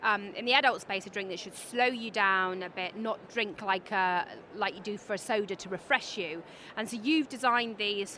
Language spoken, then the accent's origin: English; West Country, South West England, United Kingdom; moved away; I'm from the West Country originally.